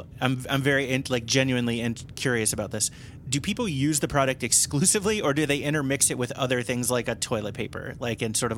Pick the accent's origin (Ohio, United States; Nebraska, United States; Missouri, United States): Ohio, United States; Cincinnati; moved away as an adult; also born or lived in Chicago, Illinois; now in Glenview, United States; I grew up in the Cincinnati area